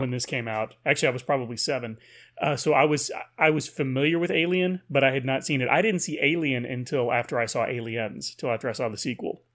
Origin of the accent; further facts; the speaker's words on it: Paris, Texas, United States; growing up in Paris, Texas